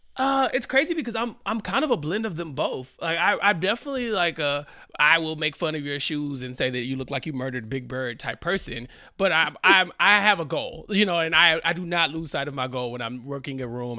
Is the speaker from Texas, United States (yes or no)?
yes; Central Texas, United States; I'm from Central Texas